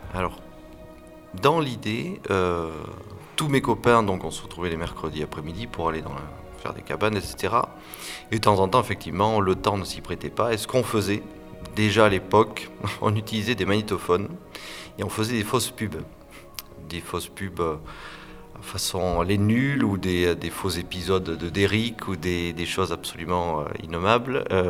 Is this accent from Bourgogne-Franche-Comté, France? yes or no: no; Landes, Nouvelle-Aquitaine, France; also born or lived in Bordeaux / Pays Basque; je suis né dans les Landes et j'ai fait mes études à Bordeaux